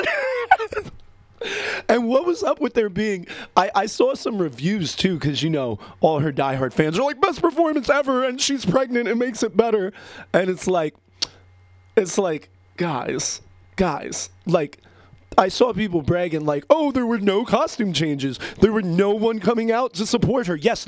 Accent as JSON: {"language": "English", "region": "New Jersey", "country": "United States", "moved": "as an adult", "lives_now": "Pennsylvania, United States", "said": "I live in Pennsylvania. I'm from Jersey"}